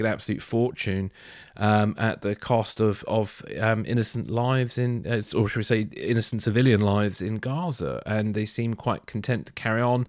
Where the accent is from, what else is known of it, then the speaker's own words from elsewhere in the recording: England, United Kingdom; as a English person